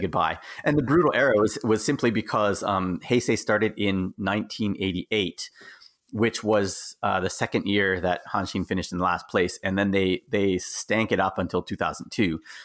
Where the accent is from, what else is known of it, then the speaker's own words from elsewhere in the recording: Canada; moved away as an adult; also born or lived in Okinawa, Japan; now in Japan; gone back to my home country, which is Canada